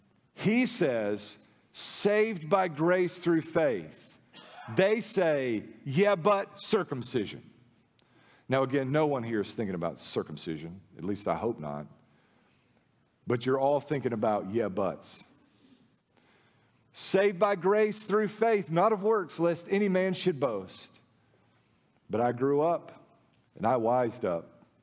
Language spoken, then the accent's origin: English; the South, United States; Yeah, but I grew up in the Bible Belt South, Baptist Haven.